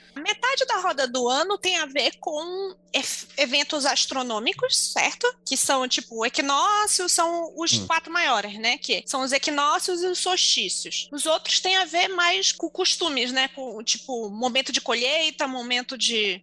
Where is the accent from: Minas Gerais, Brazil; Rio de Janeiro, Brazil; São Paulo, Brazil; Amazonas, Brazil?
Amazonas, Brazil; Manaus; moved away; enquanto manauara